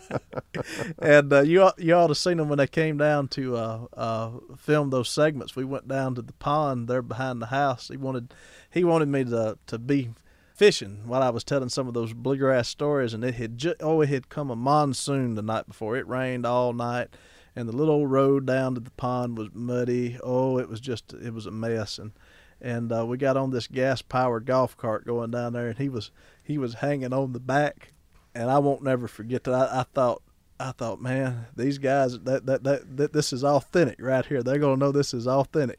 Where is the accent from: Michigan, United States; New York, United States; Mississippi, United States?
Mississippi, United States; Ackerman; my hometown of Ackerman, Mississippi